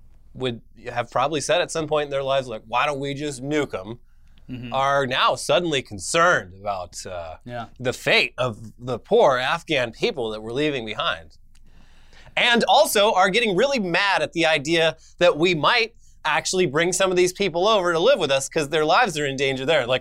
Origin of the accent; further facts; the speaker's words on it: Orange County, California, United States; I was surrounded by fucking psychos in Orange County, California as well.